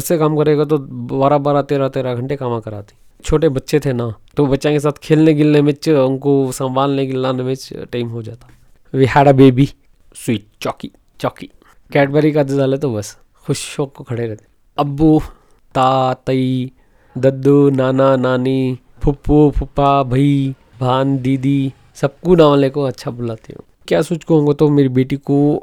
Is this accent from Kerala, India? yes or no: no; Mysore, Karnataka, India; moved away as an adult; now in Bangalore, India; basically मैं मैसूर से belong करता हूँ सो नौ साल से बेंगलोर में हूँ